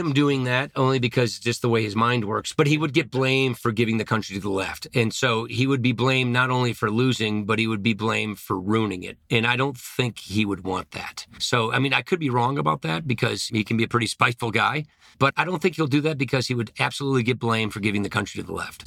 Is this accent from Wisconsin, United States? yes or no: yes; Janesville, Wisconsin, United States; I come from Janesville, Wisconsin.